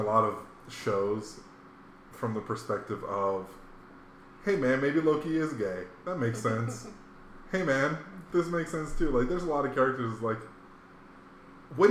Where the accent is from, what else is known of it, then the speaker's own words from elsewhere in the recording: Hawaii, United States; growing up in Hawaii, we had a lot of manga.